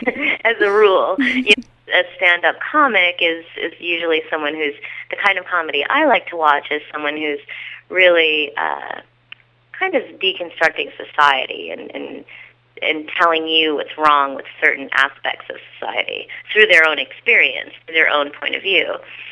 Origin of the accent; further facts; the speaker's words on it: Illinois, United States; Oh, well, I'm from Illinois, so they all kind of talk like that, like a version of Sarah Palin is how everybody where I'm from talks.